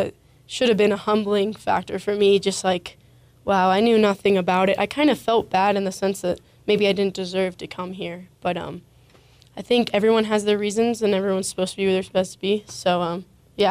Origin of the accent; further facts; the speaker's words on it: New Braunfels, Texas, United States; moved away as an adult; I'm from New Braunfels, Texas, which is near San Antonio